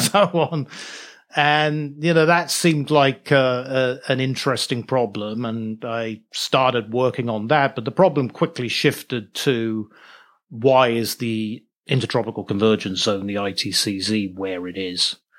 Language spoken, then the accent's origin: English; Norwich, East of England, United Kingdom; moved away as an adult; also born or lived in Liverpool / New York City; I'm from Norwich, England. I was born in Norwich, which is, uh, uh, a small city over in, near the east coast of England, about a hundred miles northeast of London. So that's where I was born, and that's where I lived until I went to university in Liverpool